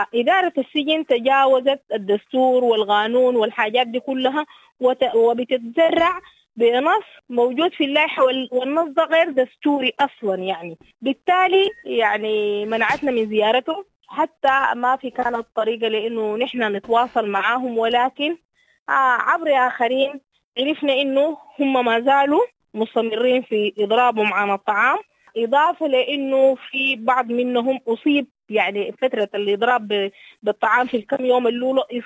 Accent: Sudan; لنا كسودانيين

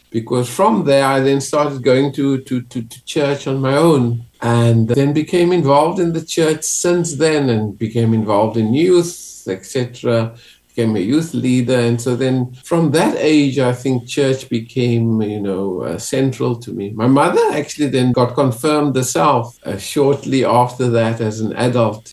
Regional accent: Western Cape, South Africa; moved away; growing up in South Africa. And especially the Western Cape, where I was

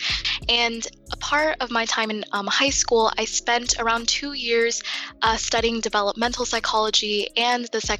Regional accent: United States; I myself was born and raised in the United States

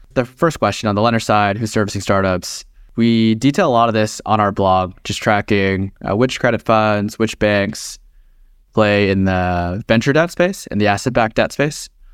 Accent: Texas, United States; now in Bay Area, United States; born and raised, uh, in Texas

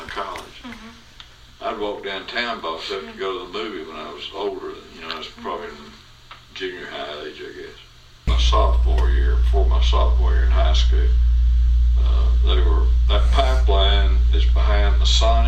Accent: Marshall, Texas, United States; also born or lived in Huntsville, Texas; I was about 2 years old when we moved to Marshall.

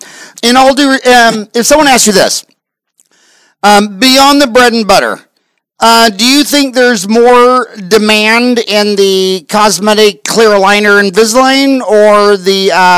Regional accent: Canada; I go, no, I'm Canadian.

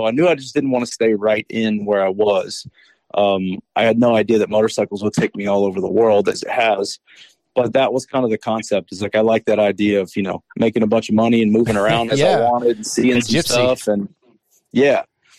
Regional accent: Lake Charles, Louisiana, United States; I grew up in Lake Charles, Louisiana.

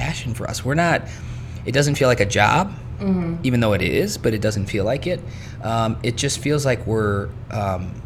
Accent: East Chicago, Indiana, United States; also born or lived in Gary, Indiana / Munster, Indiana; I was born in Gary, grew up in East Chicago, moved to Munster in 1978

